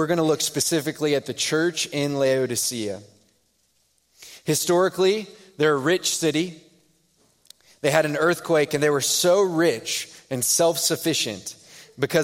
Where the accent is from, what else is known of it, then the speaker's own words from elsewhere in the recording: Houston, Texas, United States; moved away; I'm from Houston